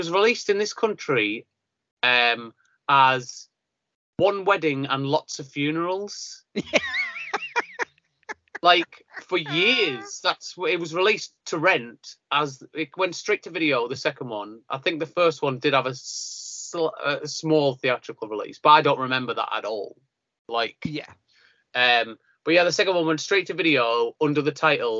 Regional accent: near Silksworth, North East England, United Kingdom; we'd walk around the video shops of Silkswith near my hometown

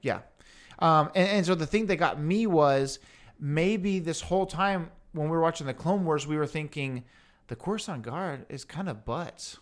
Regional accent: Houston, Texas, United States; we're obviously from Houston, Texas

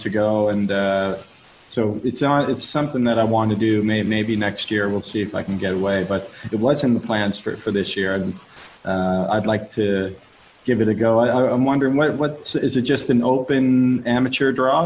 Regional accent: Halifax, Nova Scotia, Canada; my hometown a little bit uh, of Halifax

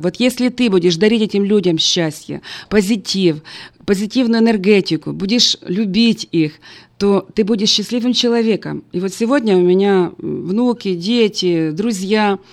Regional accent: Ukraine; moved away as an adult; also born or lived in United States; моего родного города, моей страны Украины и теперь Америки

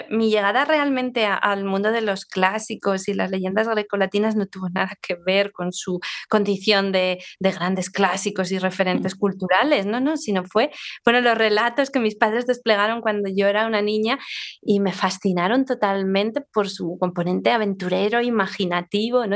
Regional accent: Zaragoza, Aragon, Spain; estoy hablando desde mi ciudad natal, donde vivo, Zaragoza

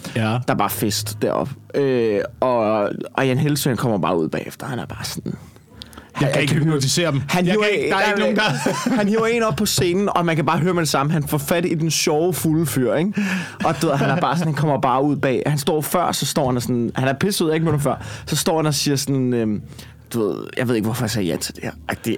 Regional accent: Copenhagen, Capital Region of Denmark, Denmark; accent: Copenhagen

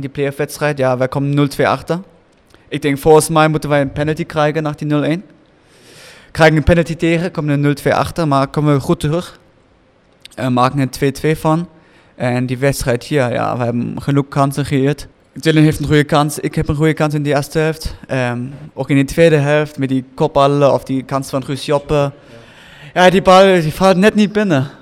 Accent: Germany; moved away; Ik ben Duitser

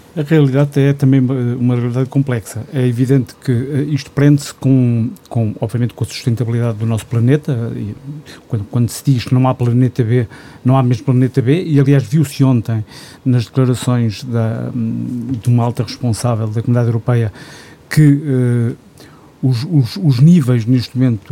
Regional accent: Gouveia, Centro, Portugal; meu conselho, que sou de Gouveia

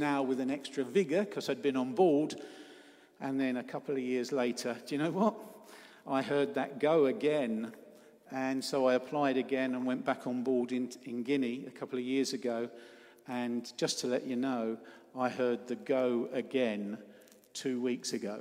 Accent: Cornwall, South West England, United Kingdom; I'm up from Cornwall

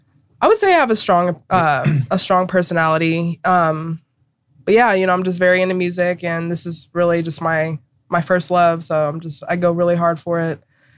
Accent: Cincinnati, Ohio, United States; also born or lived in Pittsburgh, Pennsylvania; I was born in Pittsburgh and lived there for about a year. Okay. And then they decided to move to Cincinnati because my mom's family's over here.

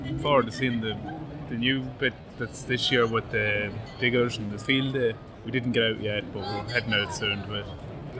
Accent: Cavan, Ulster, Ireland; now in Australia; I'm from Cavan.

